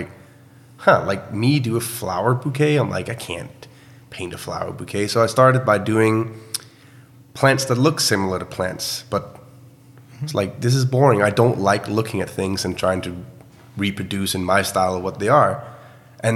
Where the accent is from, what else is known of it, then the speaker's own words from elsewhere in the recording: Horsens, Central Denmark Region, Denmark; my hometown called Horsens, which is essentially an old military town